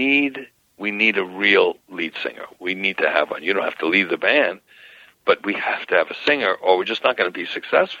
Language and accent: English; New York, United States; I'm from New York